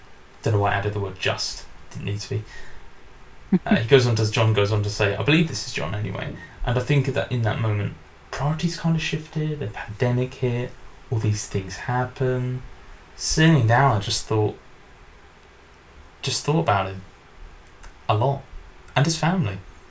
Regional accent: Alaska, United States; It reminded me of home and the isolation of growing up in Alaska in these cabins.

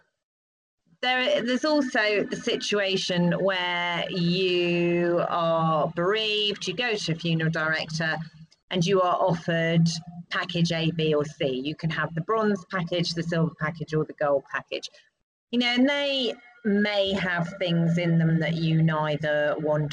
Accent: United Kingdom; as British people

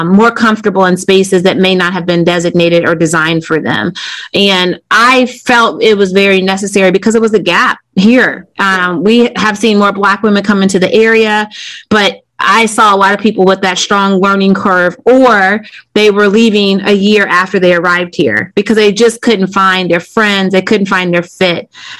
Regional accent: Decatur, Illinois, United States; moved away as an adult; now in Wilmington, United States; growing up in Decatur, Illinois, which is a factory town, small town.

